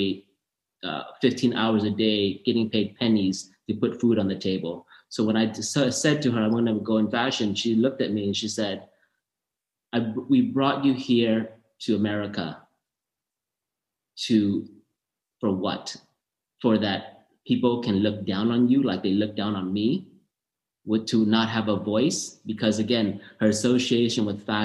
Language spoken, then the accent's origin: English; Orange County, Southern California, United States; also born or lived in Thailand / San Diego; we grew up in Southern California, Orange County